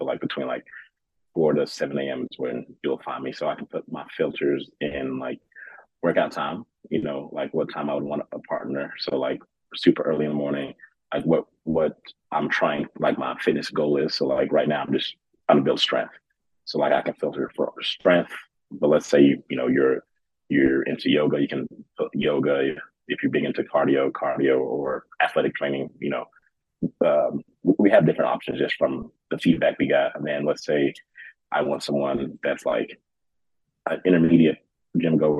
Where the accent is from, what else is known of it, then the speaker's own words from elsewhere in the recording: Memphis, Tennessee, United States; moved away as an adult; also born or lived in Kuwait; now in Denver, United States; Growing up in Memphis